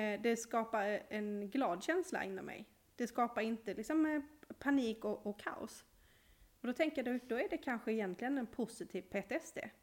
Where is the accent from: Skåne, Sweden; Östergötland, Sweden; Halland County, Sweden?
Skåne, Sweden; Malmö; jag är ju från Malmö och där badar vi i havet